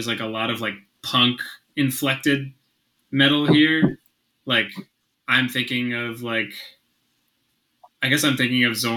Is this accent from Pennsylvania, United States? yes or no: yes; Philadelphia, Pennsylvania, United States; moved away as an adult; also born or lived in Midstate New York; now in New York, United States; this is my first time living away from Philadelphia